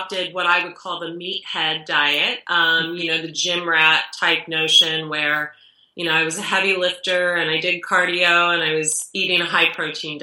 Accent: Dayton, Ohio, United States; now in San Diego, United States; I'm from Ohio, I'm a Christian

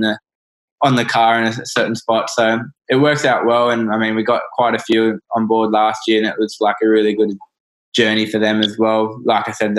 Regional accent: Australia; as Australian kids

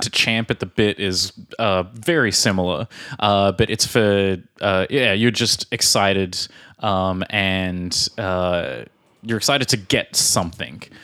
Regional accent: Australia; now in Prague, Czech Republic; from Australia

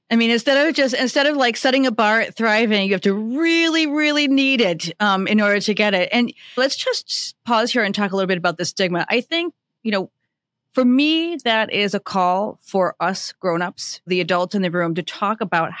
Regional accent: Minnesota, United States; my home state of Minnesota.

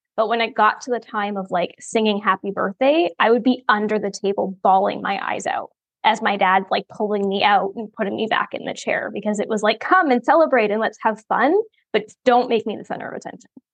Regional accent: Ontario, Canada; now in Oklahoma, United States; I'm from Ontario, but I'm currently in Oklahoma

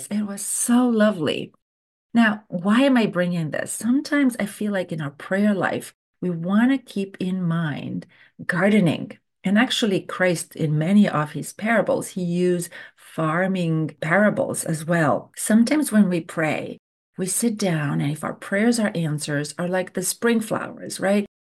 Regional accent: Romania; English is a second language; Growing up in Romania, every summer we would go to visit our grandparents, and they had this beautiful garden.

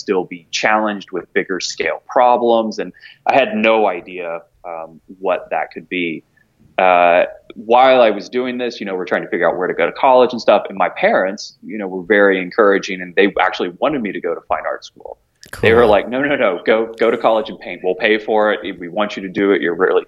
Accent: Knoxville, Tennessee and Alpharetta, Georgia, the South, United States; moved away as an adult; now in New York, United States; I grew up in Knoxville, Tennessee, and in Alpharetta, Georgia. So I was a Southern boy through and through

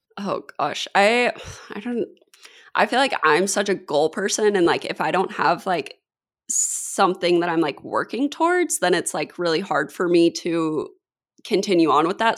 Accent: Kansas, United States; moved away as an adult; now in San Diego, United States; I grew up in Kansas

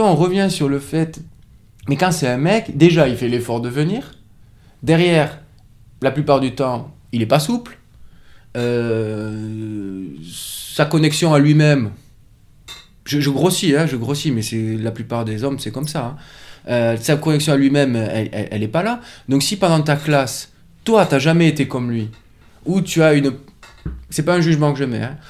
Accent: France; moved away as an adult; also born or lived in Toulouse / Biarritz / Paris; C'est là où je suis né, c'est là où j'ai grandi

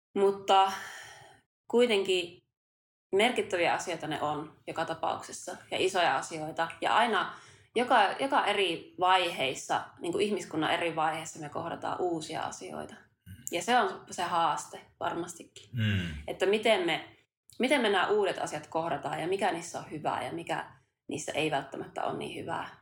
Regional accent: Kuusamo, North Ostrobothnia, Finland; now in Tampere, Finland; me ollaan vähän samalta suunnilta kotoisin. Mä oon Kuusamosta ja maaseudulta myös muuttanut tänne Tampereen kaupunkiin

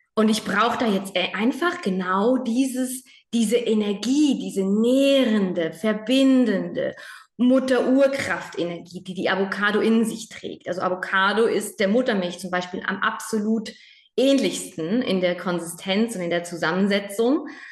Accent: Spain; moved away; ich bin in Spanien aufgewachsen

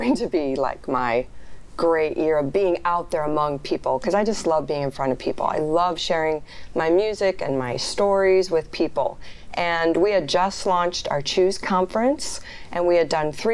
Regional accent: Sioux City, Iowa, United States; my hometown of Sioux City, Iowa

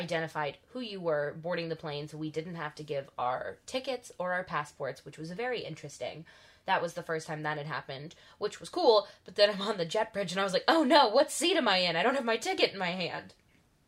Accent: United States; as an American

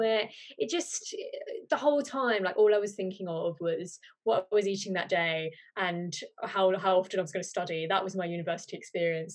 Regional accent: Birmingham, West Midlands, United Kingdom; I'm from Birmingham

